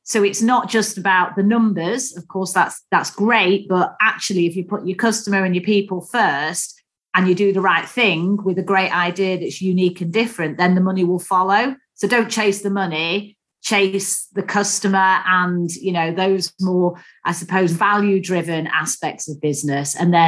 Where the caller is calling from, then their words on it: Swansea, Wales, United Kingdom; Well, I'm actually down in South Wales, Ian. So, yeah, down in Swansea.